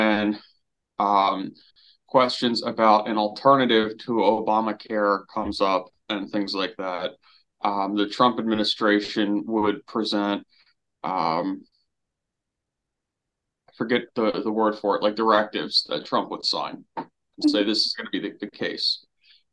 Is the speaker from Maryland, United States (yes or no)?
yes; Maryland, United States; I'm from Maryland in the US